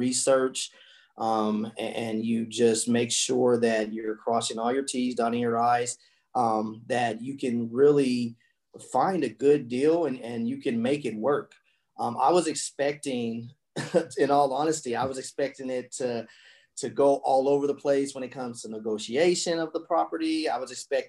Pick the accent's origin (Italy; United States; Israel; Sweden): United States; Colorado; moved away; that's where I'm from Colorado. That's home for me